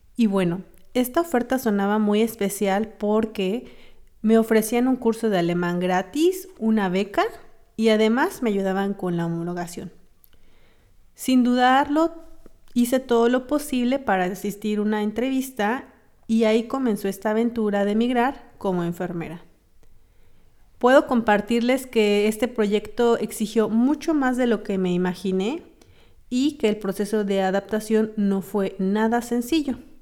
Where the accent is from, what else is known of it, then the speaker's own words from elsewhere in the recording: Mexico; moved away as an adult; now in Berlin, Germany; Mi profesión es enfermera y soy mexicana. Trabajé en México como enfermera